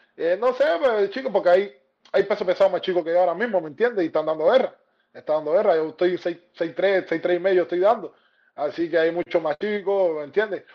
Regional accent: Cuba; moved away as an adult; also born or lived in Argentina; now in Miami, United States; somos muy pocos cubanos, sí, somos muy pocos cubanos

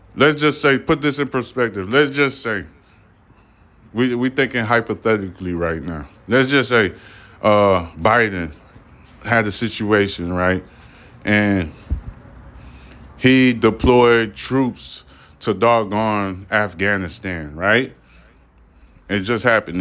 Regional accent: United States; I'm a American

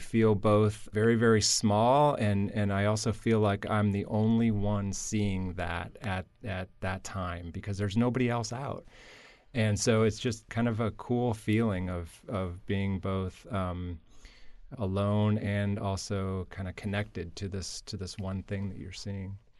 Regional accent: Michigan, United States; moved away; also born or lived in Florida; Growing up in Michigan

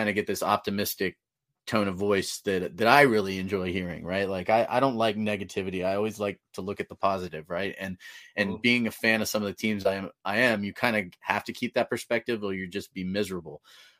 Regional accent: Northern California, United States; growing up in Northern California

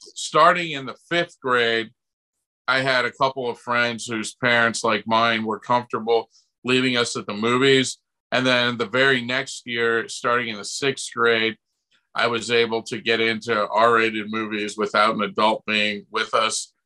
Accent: Buffalo, New York, United States; I grew up in Buffalo, New York

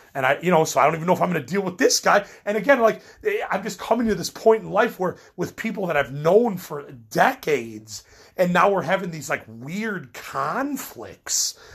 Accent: Midwest, United States; I'm from the Midwest

